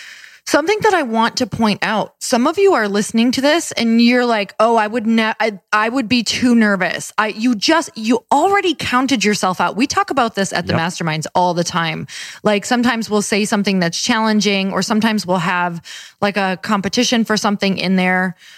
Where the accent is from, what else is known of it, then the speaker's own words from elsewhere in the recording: Midwest, United States; I'm from the Midwest